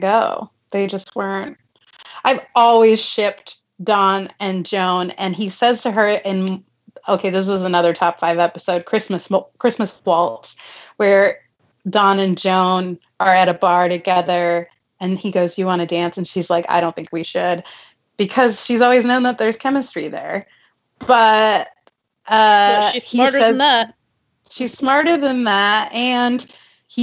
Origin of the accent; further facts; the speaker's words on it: California, United States; I was born and raised in California. I went to UC Berkeley. I've never lived outside of California for any significant amount of time